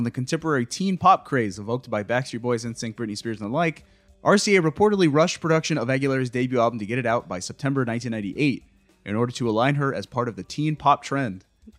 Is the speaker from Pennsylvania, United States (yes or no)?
yes; Pittsburgh, Pennsylvania, United States; while I'm just hanging out in my hometown of Pittsburgh.